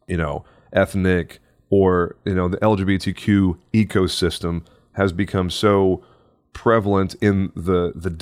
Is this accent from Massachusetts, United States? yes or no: no; Texas, United States; I was born and raised in Texas, which is a deep red state.